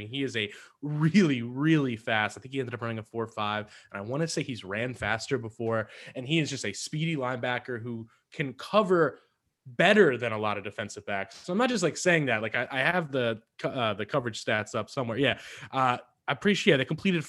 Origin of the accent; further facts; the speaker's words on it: Wisconsin, United States; accent: Wisconsin; I just dropped the Wisconsin accent on my Wisconsin